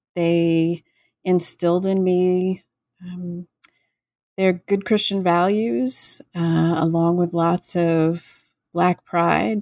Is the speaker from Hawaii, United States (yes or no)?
no; Gulf Coast, Florida, United States; I grew up in Florida on the Gulf Coast